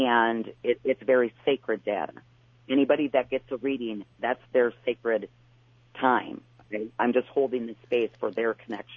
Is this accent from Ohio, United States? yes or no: no; Wisconsin, United States; I'm from Wisconsin